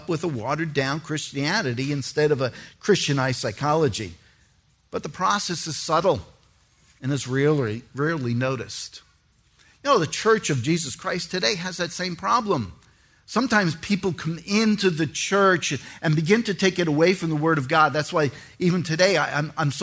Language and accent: English; New York City, New York, United States; I was born in New York City